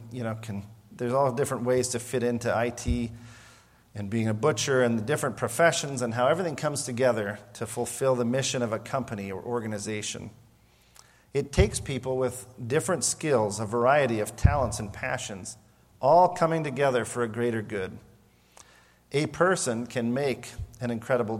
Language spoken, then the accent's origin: English; Montana, United States; moved away; I grew up near the Rocky Mountains in Montana